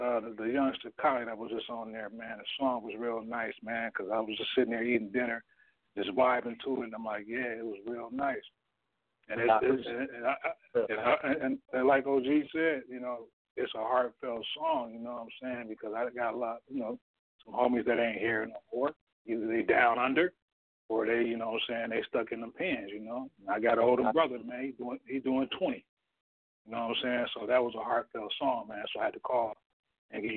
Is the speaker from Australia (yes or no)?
no; Oakland, California, United States; moved away; also born or lived in New York; I'm from Oakland, but I'm from East Oakland, just like Def Heaven.